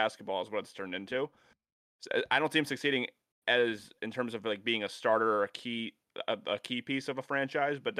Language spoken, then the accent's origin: English; Phoenix, New York, United States